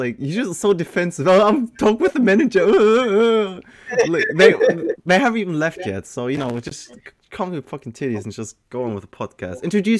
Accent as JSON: {"language": "English", "country": "Germany", "also_born_or_lived": "Malta", "said": "I am from Germany. I used to live in Malta for 2.5 years and went to school with you guys there. And now I'm back in Germany, living there for the past 7 years or something. 6 years?"}